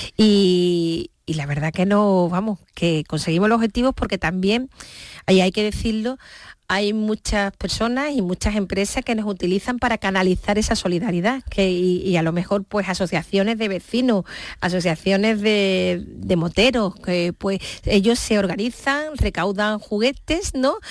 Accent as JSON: {"language": "Spanish", "town": "Seville", "region": "Andalusia", "country": "Spain", "tie": "born or raised there", "moved": "yes", "lives_now": "Cádiz, Spain", "said": "yo mi DNI pone que yo nací en Sevilla, mis padres son de Sevilla, toda mi familia está en Sevilla"}